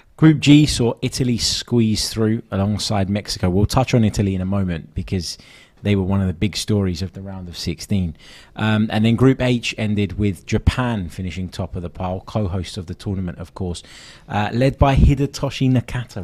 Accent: London, United Kingdom; I grew up in North London

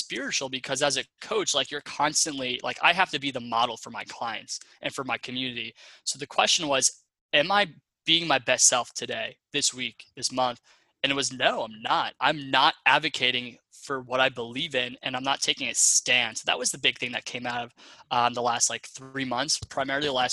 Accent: Long Island, New York, United States; moved away as an adult; also born or lived in Ohio; I'm from Long Island, New York originally. I grew up in, you know, like suburbia

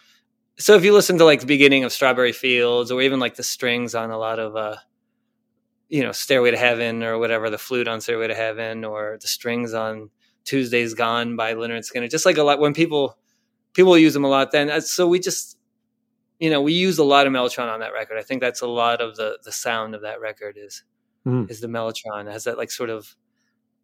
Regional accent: Argentina; I'm from Argentina

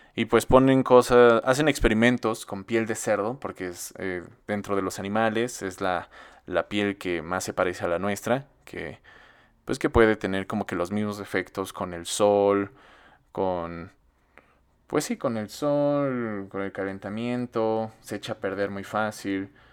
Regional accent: central Mexico, Mexico; como mexicanos, pues lo vemos bien cagado

